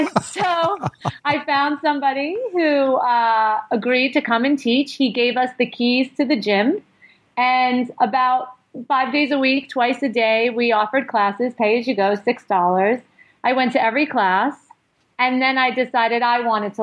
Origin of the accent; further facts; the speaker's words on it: New York City, New York, United States; the neighborhood where I grew up in Brooklyn